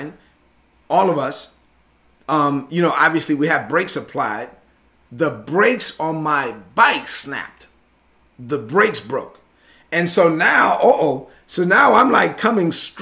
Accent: New York City, New York, United States; also born or lived in La Vega, Dominican Republic; growing up in Brooklyn, although the majority of my childhood was in Brooklyn

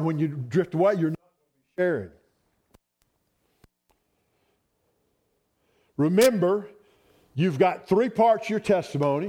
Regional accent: Roswell, Georgia, United States; I was born in Roswell, Georgia. We were poor

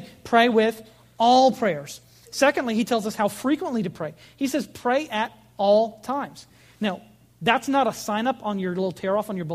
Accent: United States; American Christians

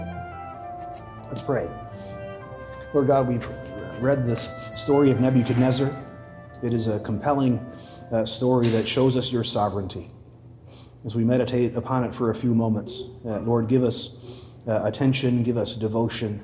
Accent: West Michigan, United States; growing up in Dutch Reformed West Michigan

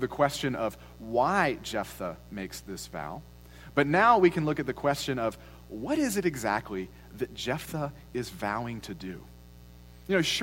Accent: United States; as Americans

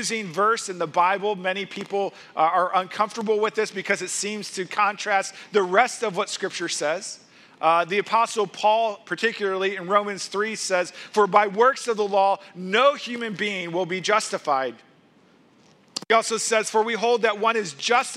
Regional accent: Missouri, United States; moved away as an adult; I grew up in Missouri

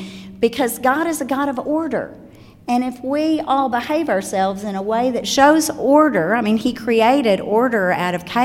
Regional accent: Osceola, Arkansas, United States; moved away; I'm from Osceola, Arkansas, and a very small town of 8,000 people is my hometown, and I was raised in the same community with my grandparents

